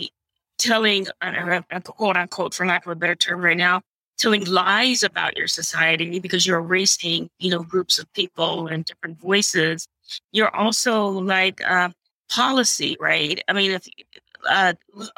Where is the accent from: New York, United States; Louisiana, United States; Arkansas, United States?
Louisiana, United States; Shreveport; I grew up in Shreveport, Louisiana